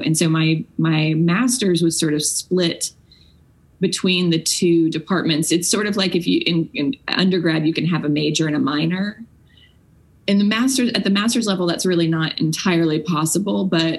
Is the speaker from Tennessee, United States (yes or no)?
yes; Franklin, Tennessee, United States; Well, I grew up in Franklin, Tennessee, and sort of feel on a cellular level the history of the region that I live in.